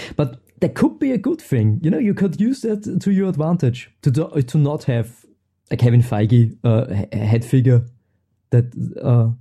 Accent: Austria; also born or lived in Vienna; I'm from Austria. I'm stuck behind the Alps.

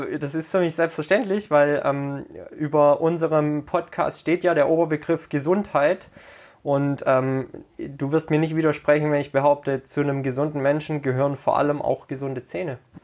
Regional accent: Herrenberg, Baden-Württemberg, Germany; Herrenberg meine Herzensstadt, meine Geburtsstadt

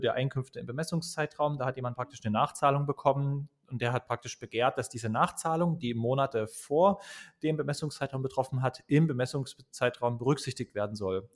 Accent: Dresden, Saxony, Germany; ich komme aus Dresden

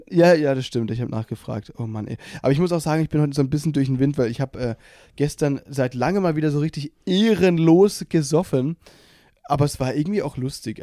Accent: Baden-Württemberg, Germany; Ich bin ja aus Baden-Württemberg

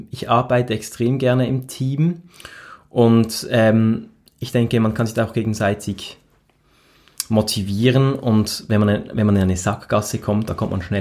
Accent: Reigoldswil, Basel-Landschaft, Switzerland; Also ich bin ja in Reigoldswil aufgewachsen, in, in, dem, in einem schönen, idyllischen, sehr idyllischen Dorf mit einer ähm, Gondelbahn zur Wasserfalle

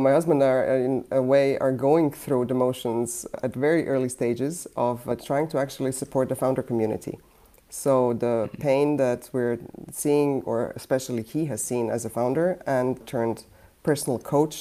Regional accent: Croatia; now in United States; I come from Yugoslavia turned Croatia, meaning socialist country turning into a sort of transitioning into a more capitalist system

